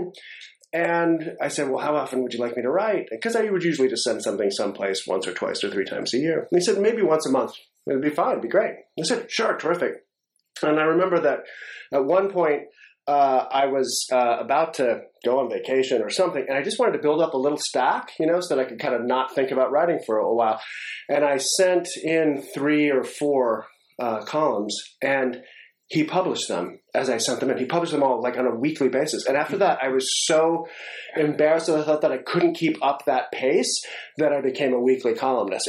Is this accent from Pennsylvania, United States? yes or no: yes; Philadelphia, Pennsylvania, United States; my hometown